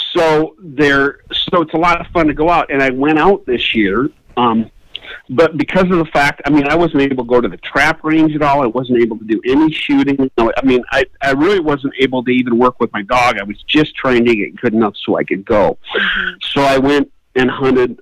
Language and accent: English; Iowa, United States; moved away; growing up in Iowa